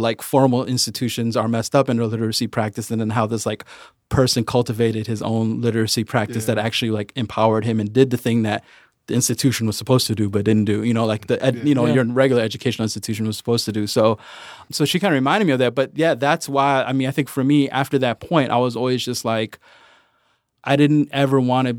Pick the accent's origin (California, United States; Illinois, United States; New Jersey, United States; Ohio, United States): Illinois, United States; Chicago; I went to Edgebrook School. It's on the northwest side of Chicago. And it's not like selective enrollment, it's a neighborhood school.